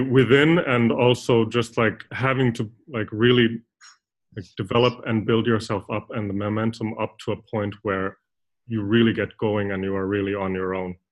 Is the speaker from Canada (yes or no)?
no; Finland; I'm originally from Finland